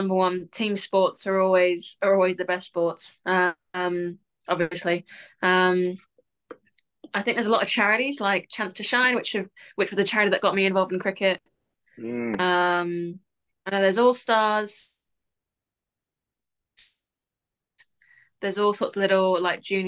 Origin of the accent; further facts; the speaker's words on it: Barcelona, Catalonia, Spain; now in United Kingdom; I grew up in Barcelona